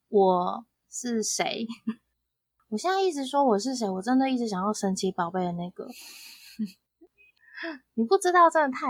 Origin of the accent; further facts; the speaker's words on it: Japan; born there; 哎，因为我以前是日本出生，日本名面出生，所以我们是第一个音一下，偶像可能都还没出来，第一个音一下就要立刻站起来，